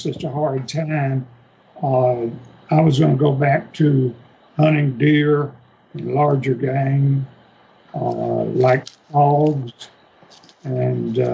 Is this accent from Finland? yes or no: no; Gibson County, Tennessee, United States; I grew up in Gibson County, Tennessee. It's in the western part